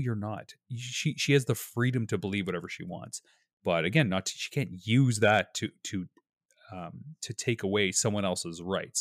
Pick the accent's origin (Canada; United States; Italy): Canada